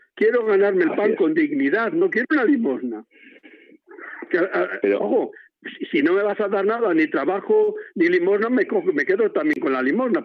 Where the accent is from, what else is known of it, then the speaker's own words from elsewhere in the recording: Cevico de la Torre, Castile and León, Spain; mi pueblo, que es Cívico de la Torre, aquí en Palencia